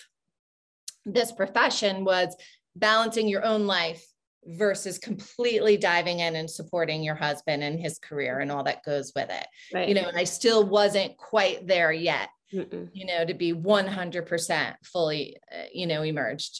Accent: New York, United States; moved away; I grew up in New York

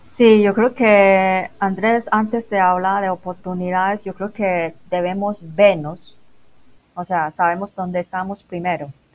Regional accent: Macau; Spanish is a second language; moved away as an adult; also born or lived in Guangzhou, China / England; now in Medellín, Colombia; originalmente soy de Macao

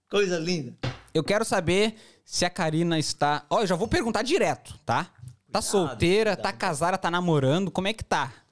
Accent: Brazil; Eu sou brasileiro.

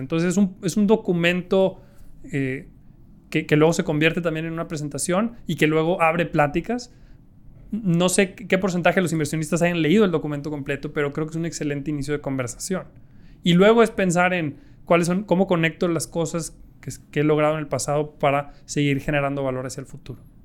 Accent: Mexico; yo me quiero morir haciendo negocios en mi país

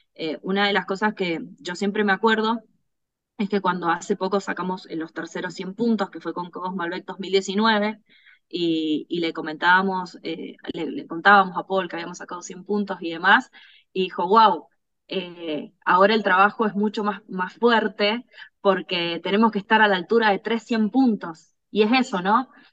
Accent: Luján de Cuyo, Mendoza, Argentina; also born or lived in Córdoba, Argentina; cuando era muy chica nos vinimos a vivir a Mendoza. Eh, y bueno, acá prácticamente crecí, así que eh, soy más mendocina que cordobesa

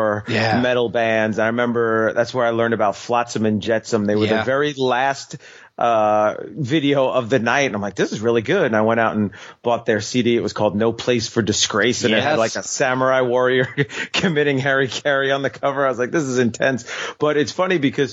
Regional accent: Long Island, New York, United States; accent: New York; now in North Carolina, United States; I live in North Carolina now, but growing up on Long Island, New York

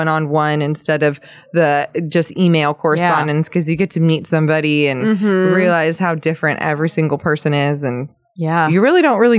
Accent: Torrance, California, United States; I am from Torrance, born and raised.

